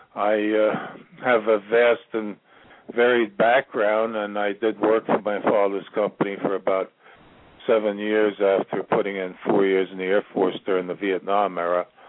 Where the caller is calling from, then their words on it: Virginia, United States; I'm calling from Virginia